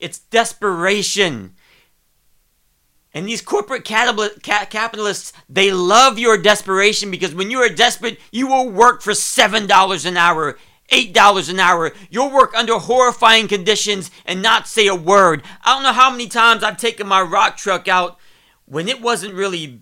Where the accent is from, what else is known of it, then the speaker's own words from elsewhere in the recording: Ohio, United States; I'm from Ohio